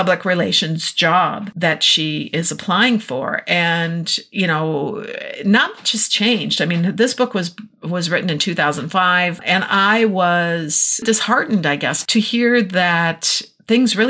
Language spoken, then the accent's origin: English; Minnesota, United States; moved away; we're in Minnesota for the summer, been having a great time enjoying my hometown and seeing my family